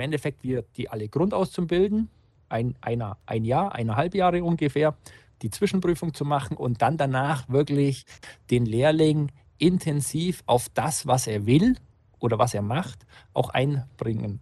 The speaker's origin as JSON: {"language": "German", "area": "Unterallgäu", "region": "Bavaria", "country": "Germany", "also_born_or_lived": "Augsburg", "said": "Ich bin tatsächlich Unterallgäuer"}